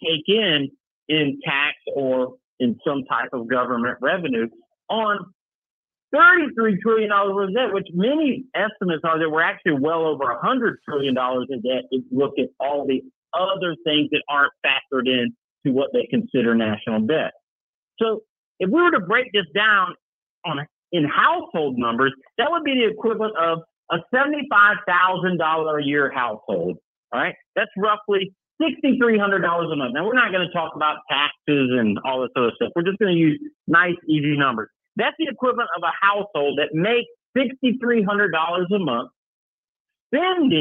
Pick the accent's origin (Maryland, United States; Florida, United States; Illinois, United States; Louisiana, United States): Florida, United States; Tampa; my hometown of Tampa